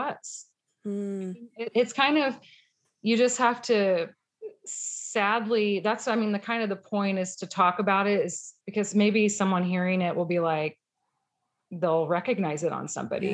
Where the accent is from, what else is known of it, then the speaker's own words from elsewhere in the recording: Missouri, United States; I grew up in Missouri